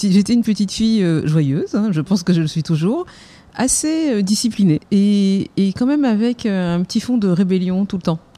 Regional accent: Algeria; also born or lived in Germany; Mon père était officier dans l'armée française et euh, je suis originaire euh, d'Algérie. Mon père a combattu pour la France, donc je suis fille de harki. Et j'ai grandi dans un univers aussi internationale puisque j'ai passé toute mon adolescence en Allemagne.

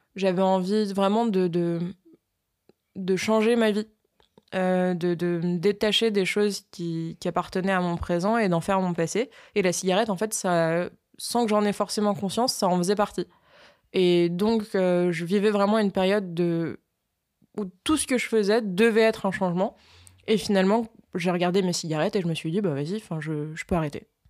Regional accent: France; Je suis une Française

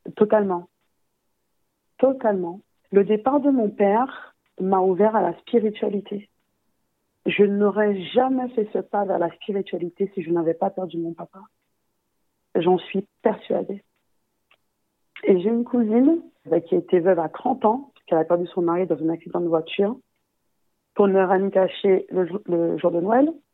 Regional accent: Guadeloupe; je suis guadeloupéenne

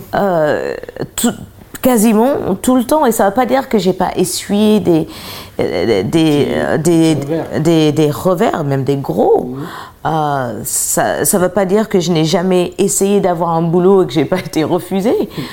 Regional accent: United States; je suis américaine

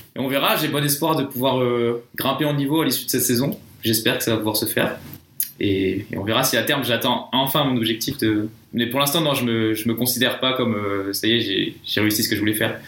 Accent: France; moved away as an adult; je suis français.

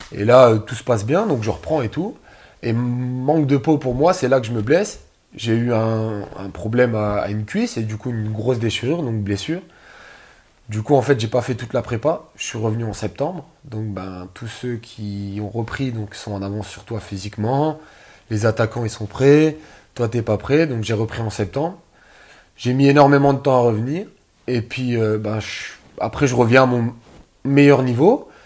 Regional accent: France; je suis né en France

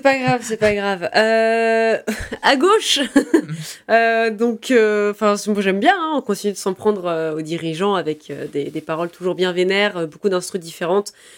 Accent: France; on est français révolutionnaire en tout cas par ici

